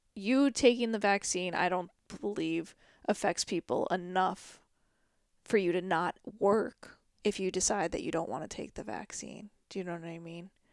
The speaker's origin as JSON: {"language": "English", "country": "United States", "said": "being an American"}